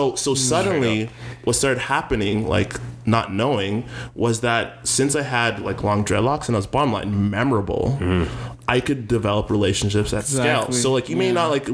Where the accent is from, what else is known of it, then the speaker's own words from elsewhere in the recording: Edmonton, Alberta, Canada; Born, raised in Edmonton, Alberta.